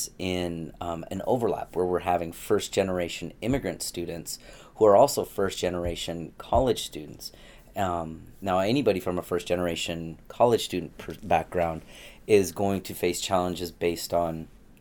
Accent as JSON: {"language": "English", "area": "Tri-Cities", "region": "Washington", "country": "United States", "tie": "born or raised there", "also_born_or_lived": "Gig Harbor, Washington / Arizona", "said": "I actually lived in the Tri-Cities till I was 10. And then we moved in the mid-80s over to Gig Harbor, Washington"}